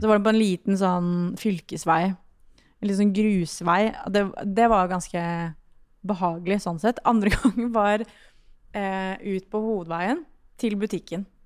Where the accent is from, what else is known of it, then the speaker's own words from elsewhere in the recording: Sørlandet, Southern Norway, Norway; Jeg er jo fra Sørlandet